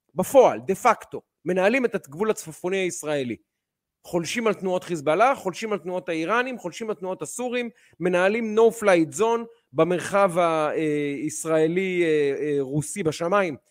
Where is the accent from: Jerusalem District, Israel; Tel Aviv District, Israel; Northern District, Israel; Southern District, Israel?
Tel Aviv District, Israel; Ramat Gan; בתור רמת גני הרבה שנים